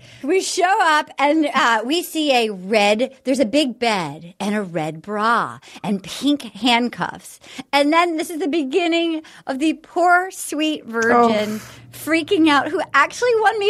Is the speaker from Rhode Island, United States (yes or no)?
yes; Rhode Island, United States; because we're from Rhode Island, which is like the same accent.